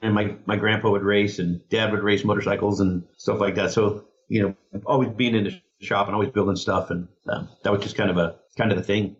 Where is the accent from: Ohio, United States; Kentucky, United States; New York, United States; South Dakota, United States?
South Dakota, United States; Rapid City; born there; now in California, United States; We were both born in Rapid City, South Dakota